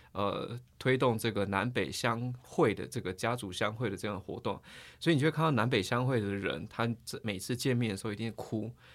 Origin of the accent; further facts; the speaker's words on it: Taiwan; 我们台湾人可能又觉得，诶，蛮奇怪的，台湾人可能跟小朋友睡觉顶多，也许幼稚园就差不多了